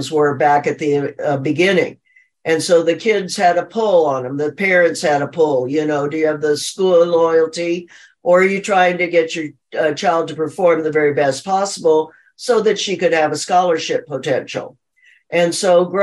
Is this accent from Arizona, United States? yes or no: yes; Phoenix, Arizona, United States; I'm from Phoenix, Arizona.